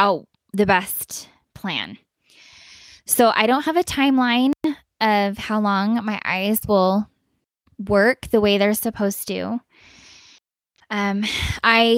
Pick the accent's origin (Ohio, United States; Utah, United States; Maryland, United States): Utah, United States; moved away as an adult; also born or lived in Virginia / Texas; now in Colorado, United States; I grew up in Utah pretty much my whole life